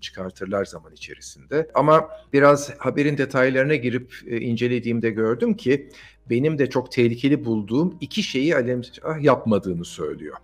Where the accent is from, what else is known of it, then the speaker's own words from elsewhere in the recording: Turkey; biz Türkler olarak